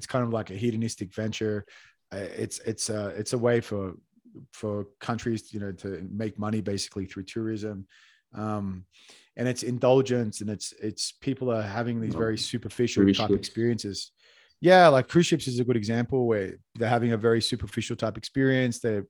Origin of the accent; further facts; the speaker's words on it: Australia; now in Bogota, Colombia; as an Australian